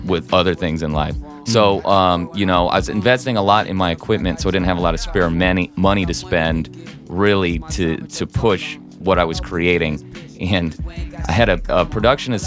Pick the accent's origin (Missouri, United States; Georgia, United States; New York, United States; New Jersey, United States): Missouri, United States; St. Louis; I'm from St. Louis. I'm from South City, but I lived in a different state